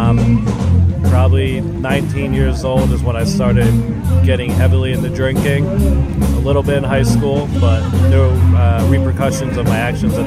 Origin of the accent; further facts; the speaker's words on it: Ephrata, Pennsylvania, United States; also born or lived in Tegucigalpa, Honduras / Lititz, Pennsylvania; I grew up in Ephrata, Pennsylvania. And then my family moved to Lititz, Pennsylvania, where I spent most of my high school years.